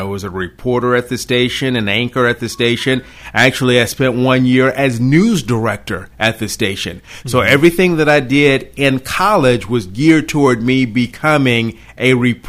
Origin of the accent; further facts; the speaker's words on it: Dyersburg, Tennessee, United States; also born or lived in Chicago, Illinois / Nashville area, Tennessee / Sumner County, Tennessee; I grew up in West Tennessee, graduated Dyersburg High School, and then went to East Tennessee and went to UT.